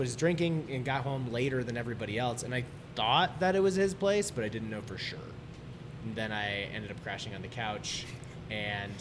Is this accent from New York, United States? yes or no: yes; Saratoga Springs, New York, United States; I'm from Saratoga Springs, New York